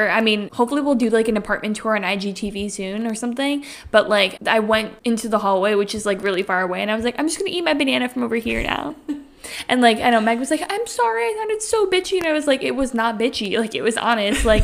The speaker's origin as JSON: {"language": "English", "region": "Connecticut", "country": "United States", "said": "as we just said, we're from Connecticut"}